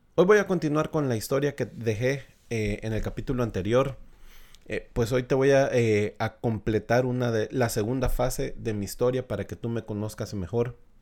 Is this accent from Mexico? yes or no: no; El Salvador; establecerme acá eh, en mi país, en El Salvador